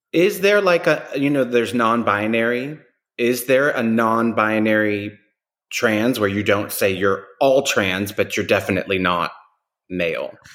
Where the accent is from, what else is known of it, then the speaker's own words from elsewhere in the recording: New York, United States; New Yorkers go to Miami for a weekend